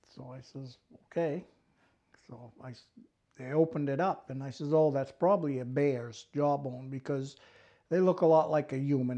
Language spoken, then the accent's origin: English; Millinocket, Maine, United States; I grew up in Millinocket, went to Stearns High School.